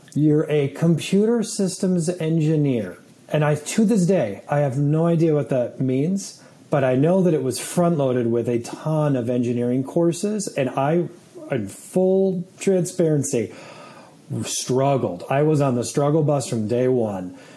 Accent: Saratoga Springs, New York, United States; also born or lived in Germany; I grew up in upstate New York at a little city called Saratoga Springs

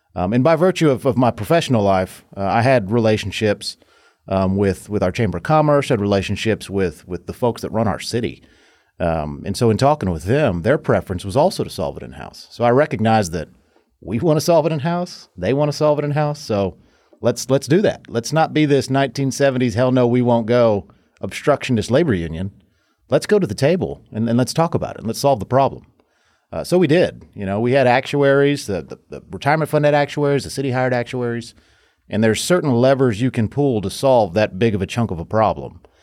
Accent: Fort Worth, Texas, United States; also born or lived in Maryland / North Carolina; I was born and raised right here in Fort Worth in Tarrant County

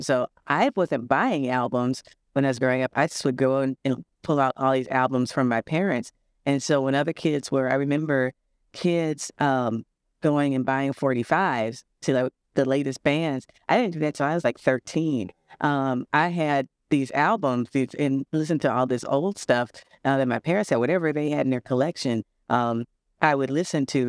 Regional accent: St. Louis, Missouri, United States; now in Milwaukee, United States; I'm originally from Saint Louis.

